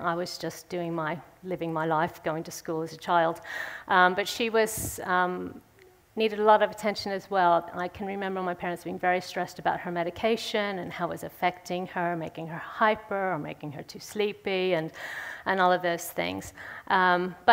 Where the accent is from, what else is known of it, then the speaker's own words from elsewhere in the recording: St. Louis, Missouri, United States; moved away; I'm from St. Louis in the States. I grew up there.